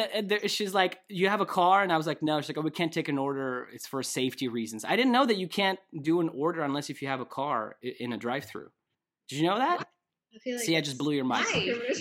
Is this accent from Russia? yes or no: yes; Russia; I grew up in Russia. Milk is very common food, dairy stuff.